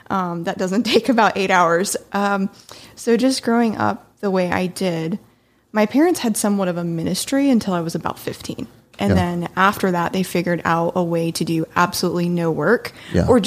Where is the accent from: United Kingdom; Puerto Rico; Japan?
Japan; now in Las Vegas, United States; I'm originally from Japan, um, and then recently moved to Vegas, and then there's been a billion moves in between there.